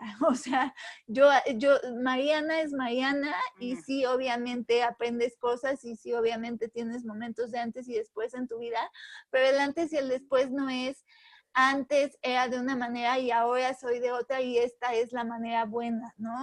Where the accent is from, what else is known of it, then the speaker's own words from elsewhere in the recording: Puebla, Mexico; soy mexicana, soy de Puebla, he vivido toda mi vida acá